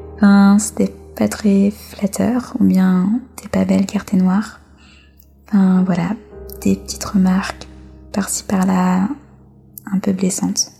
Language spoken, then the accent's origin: French; France; Je suis née en France et j'ai quasiment toujours vécu en France